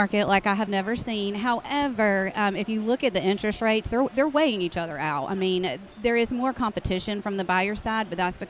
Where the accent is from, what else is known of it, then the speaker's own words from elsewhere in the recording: Garner, North Carolina, United States; So I'm born and raised in Garner, so know the area very well. Was in a unit in Goldsboro and in Fort Bragg, so I know both of those markets as well.